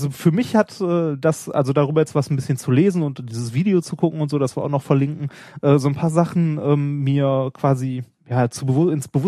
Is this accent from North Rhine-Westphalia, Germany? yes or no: yes; North Rhine-Westphalia, Germany; ich komme ja auch hier aus dem Pott. Ne, äh, war nie als Kind auch nie groß weg mit meinen Eltern. Wenn wir Urlaub gemacht haben, war es meistens im Sauerland.